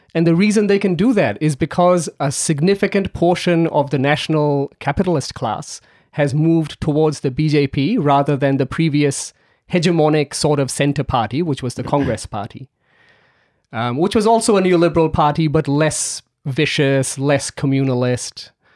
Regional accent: New Delhi, Delhi, India; now in Melbourne, Australia; I grew up in New Delhi

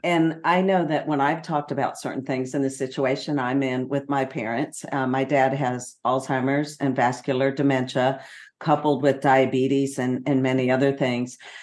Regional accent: Austin, Texas, United States; here in my hometown of Austin.

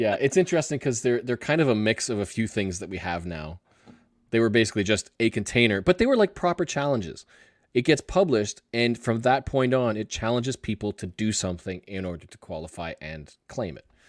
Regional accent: Canada; I'm Canadian.

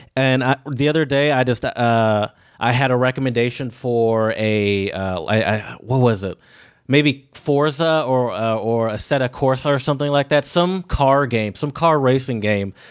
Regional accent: United States; as an American

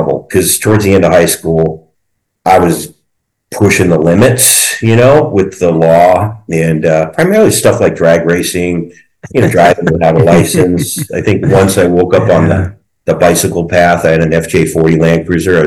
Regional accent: Albuquerque, New Mexico, United States; also born or lived in Connecticut; We moved out to New Mexico, and I was like literally the only albino kid out in New Mexico

